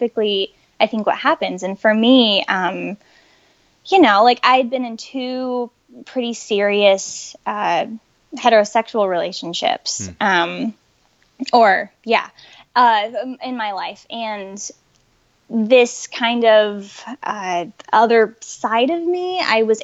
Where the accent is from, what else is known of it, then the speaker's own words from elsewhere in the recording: Colorado, United States; moved away as an adult; I grew up in Colorado